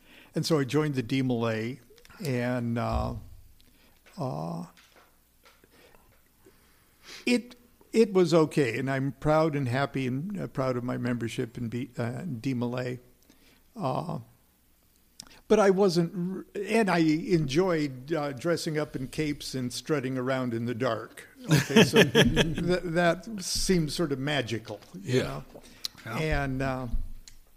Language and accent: English; Nebraska, United States; now in Long Beach, United States; when I was a kid growing up in Nebraska